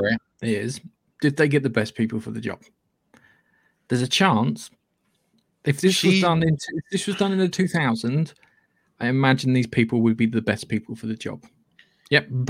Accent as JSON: {"language": "English", "region": "England", "country": "United Kingdom"}